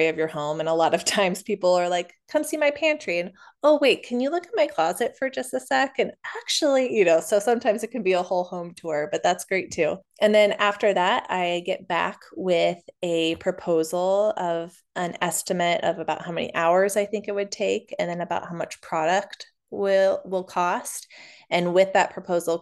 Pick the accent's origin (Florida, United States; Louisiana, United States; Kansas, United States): Kansas, United States; Overland Park; I was born in Overland Park and I've lived in Kansas City most of my life